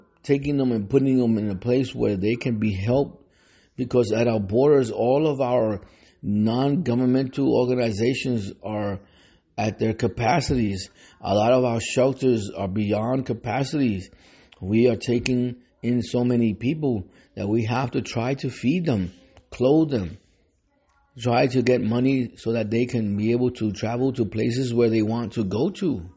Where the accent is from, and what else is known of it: United States